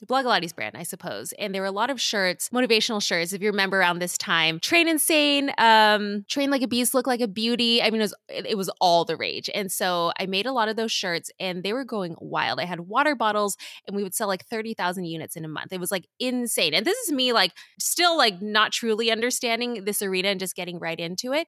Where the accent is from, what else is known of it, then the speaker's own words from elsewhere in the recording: Southern California, United States; I grew up in Southern California.